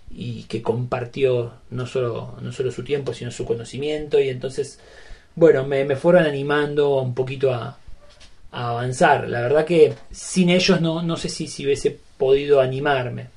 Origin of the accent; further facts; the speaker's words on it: Berazategui, Buenos Aires Province, Argentina; soy de Verazatei, eh, capital nacional del vidrio.